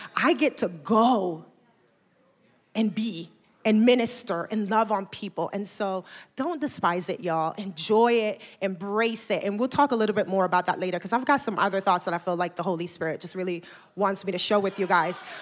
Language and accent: English; Panama; also born or lived in New York; now in Atlanta, United States; I am originally from Panama, and I, uh, moved here from New York about fifteen years ago